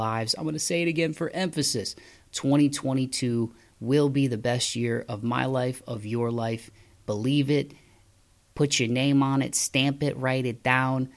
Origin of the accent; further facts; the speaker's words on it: Midwest, United States; moved away as an adult; also born or lived in the South; now in Southern United States; I grew up in the Midwest